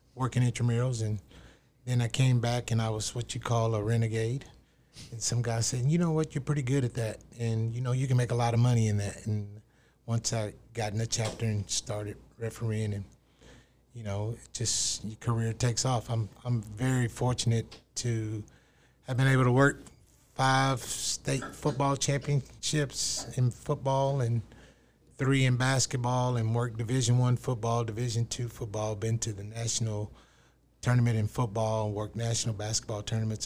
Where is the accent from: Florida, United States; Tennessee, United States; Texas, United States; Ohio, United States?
Texas, United States; Seminole; I grew up in West Texas in Seminole